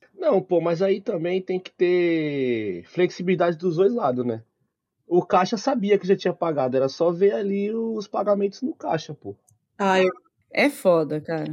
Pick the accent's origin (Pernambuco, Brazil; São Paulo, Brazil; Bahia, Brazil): São Paulo, Brazil; Osasco; Eu sou de Osasco